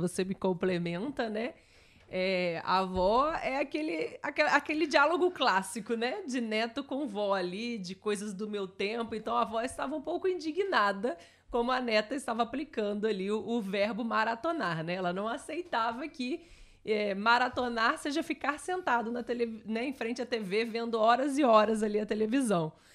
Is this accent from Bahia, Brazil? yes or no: no; Barra Mansa, Rio de Janeiro, Brazil; a minha cidade, onde eu nasci, aparece um pouquinho Barra Mansa